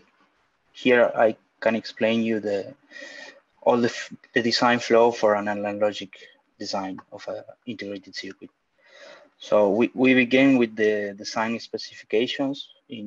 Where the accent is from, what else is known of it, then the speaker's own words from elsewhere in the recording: Argentina; I'm from Argentina.